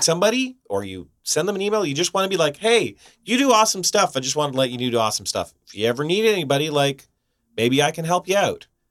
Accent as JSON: {"language": "English", "country": "Canada", "lives_now": "Vancouver, Canada", "said": "We're Canadian in Vancouver."}